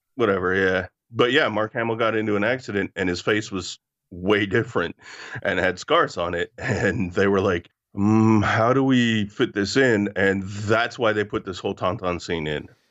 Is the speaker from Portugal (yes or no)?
no; Canada; growing up in Canada